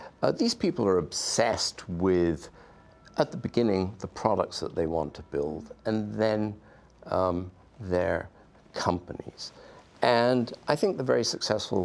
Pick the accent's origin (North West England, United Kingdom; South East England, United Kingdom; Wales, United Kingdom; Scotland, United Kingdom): Wales, United Kingdom; now in Silicon Valley, United States; I grew up in Wales